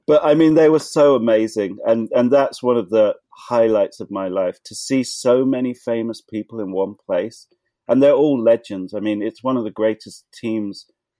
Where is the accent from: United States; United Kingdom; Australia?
United Kingdom; Liverpool, North West England; moved away; also born or lived in Watford, England; I was born in Liverpool.